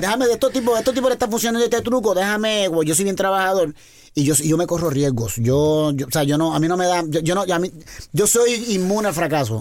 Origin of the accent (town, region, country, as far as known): Puerto Rico; born or raised there